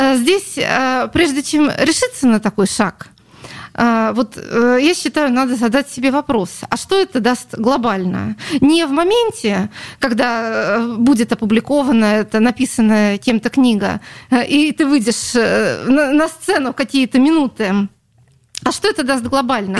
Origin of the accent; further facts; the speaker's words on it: Saint Petersburg, Russia; Это моя родина, я родилась на Литейном